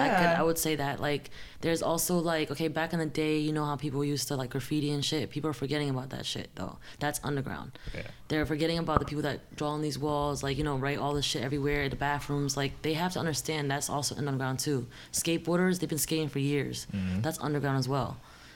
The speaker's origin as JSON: {"language": "English", "town": "Bridgeport", "region": "Connecticut", "country": "United States", "said": "Connecticut too. I'm from Bridgeport, Connecticut, though."}